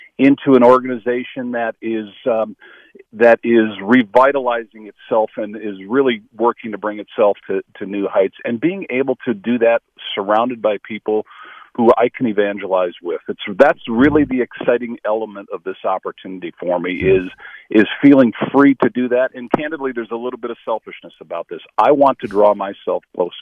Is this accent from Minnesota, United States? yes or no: yes; St. Paul, Minnesota, United States; I was born and raised in St. Paul, Minnesota, from a large Catholic family